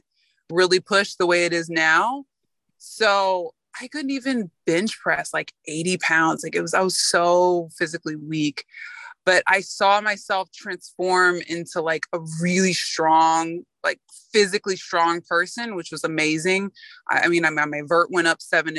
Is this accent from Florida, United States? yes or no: yes; Florida, United States; moved away as an adult; also born or lived in New York; I'm from Florida. I went to New York. I had never lived away from home